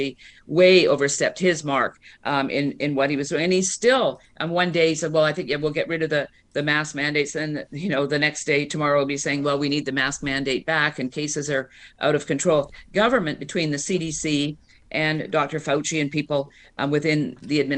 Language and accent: English; Canada; now in United States; I'm Canadian. I grew up under single payer